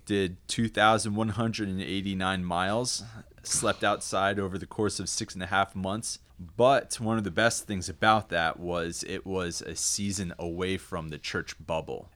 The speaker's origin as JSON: {"language": "English", "region": "New Jersey", "country": "United States", "tie": "born or raised there", "said": "I was raised in South Jersey, down by the beach"}